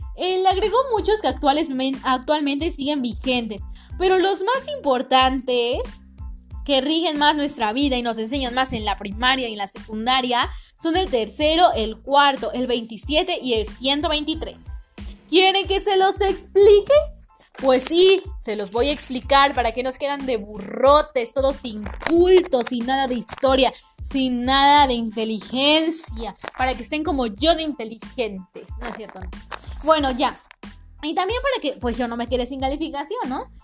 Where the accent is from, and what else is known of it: Mexico